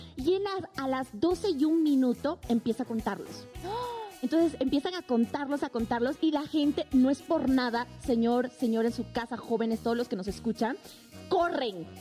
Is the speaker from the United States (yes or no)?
no; Bolivia; en mi país